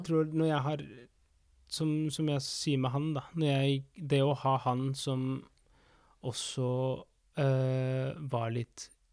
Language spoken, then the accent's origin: Norwegian; Argentina; now in Norway; fetteren min i Argentina, der jeg er fra